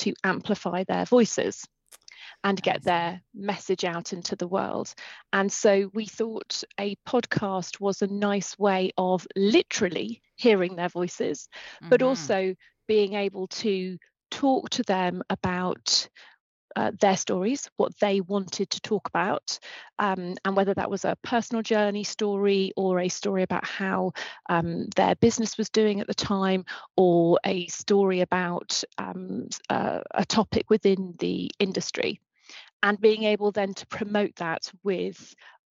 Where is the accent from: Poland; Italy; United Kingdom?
United Kingdom; I'm very British. I'm very British.